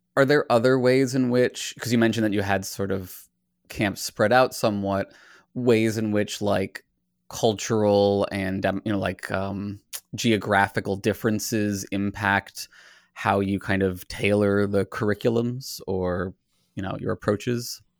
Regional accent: Virginia, United States; I grew up in Virginia where it was again, you know, the the DARE program approach to abstinence only education

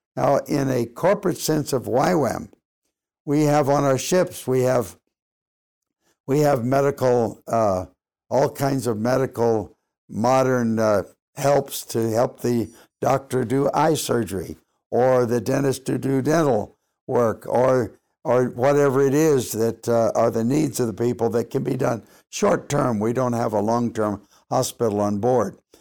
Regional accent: Los Angeles, California, United States; moved away; I grew up in Los Angeles

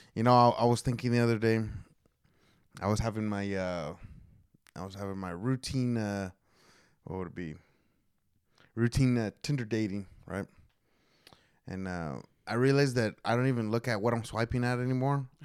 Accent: Oklahoma, United States; I am from Oklahoma

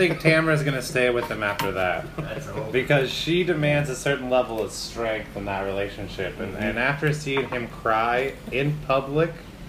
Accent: Spokane, Washington, United States; we're from Spokane

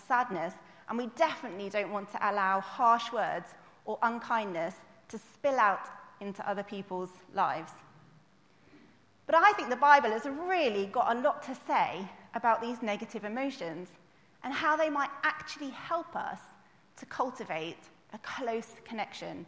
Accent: United Kingdom; we would complain as like British people

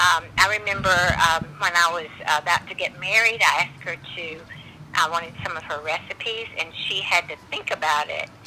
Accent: Bessemer, Alabama, United States; also born or lived in Hueytown, Alabama; I grew up mostly in Alabama, right outside of Birmingham, in a town called Bessemer, and then Hueytown.

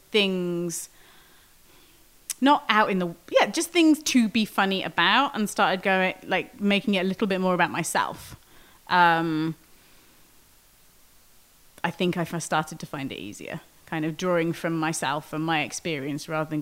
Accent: Wales, United Kingdom; moved away as an adult; also born or lived in outskirts of London; now in Pittsburgh, United States; I grew up in Wales.

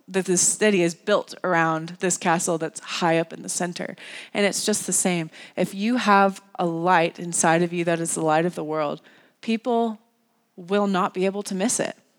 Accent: North Carolina, United States; the church that I grew up in in North Carolina

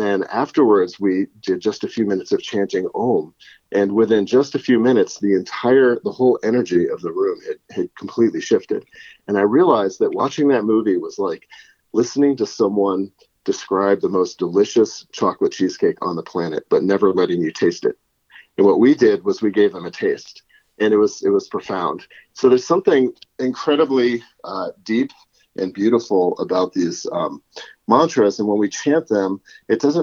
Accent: Connecticut, United States; moved away as an adult; now in Boulder, United States; I grew up in Connecticut and I was a professional saxophonist in my teens and 20s

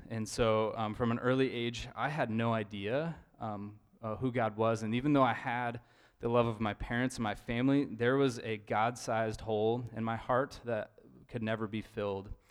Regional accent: Idaho, United States; moved away as an adult; now in Eugene, United States; I'm from Idaho

